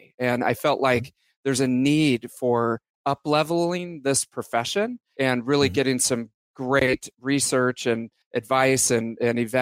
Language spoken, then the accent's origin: English; Bay Area, California, United States; born and raised in the Bay Area